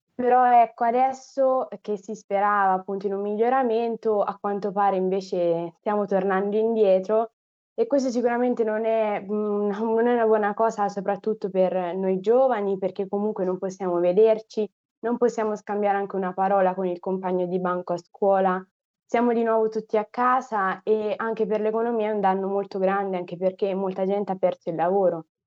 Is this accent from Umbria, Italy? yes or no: yes; Assisi, Umbria, Italy; also born or lived in Rome; Sono nata a Roma, però poi mi sono trasferita all'età di otto anni ad Assisi, in Umbria